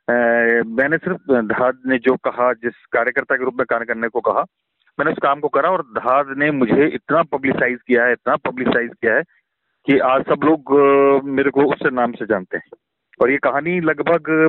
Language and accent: Hindi; Uttarakhand, India; कि मैं उत्तराखंड से हूँ लेकिन मेरी कोई पहचान नहीं है